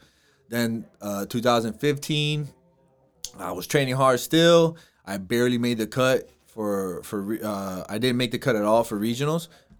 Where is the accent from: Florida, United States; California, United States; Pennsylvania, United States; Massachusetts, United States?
Florida, United States; Miami; I'm from Miami.